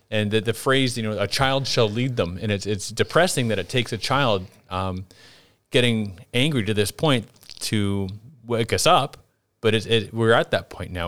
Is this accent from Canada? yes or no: yes; Canada; moved away; growing up in Canada